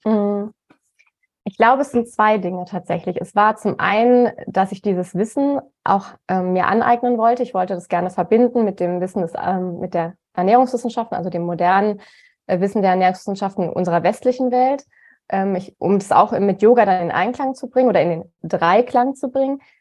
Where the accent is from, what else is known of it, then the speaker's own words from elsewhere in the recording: Cologne, North Rhine-Westphalia, Germany; moved away; also born or lived in Bonn / Freiburg / Munich; also ich komme äh, ursprünglich aus Köln